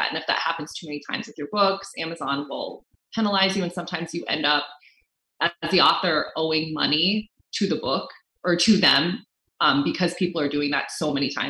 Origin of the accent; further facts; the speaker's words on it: United States; And I'm Filipino American. That's who I mm-hmm. am.